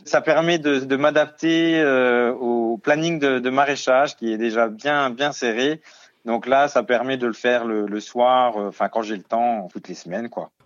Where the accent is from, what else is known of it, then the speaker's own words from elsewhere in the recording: Lorraine, Grand Est, France; moved away as an adult; j'en ai profité de retourner dans ma région natale avec ma compagne